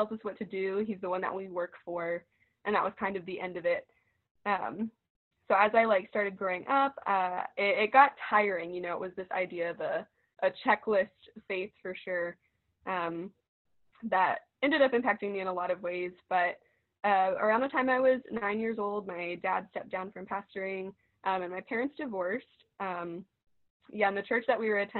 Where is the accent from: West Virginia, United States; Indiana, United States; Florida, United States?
West Virginia, United States; Parkersburg; moved away as an adult; now in Athens, United States; I'm from Parkersburg, West Virginia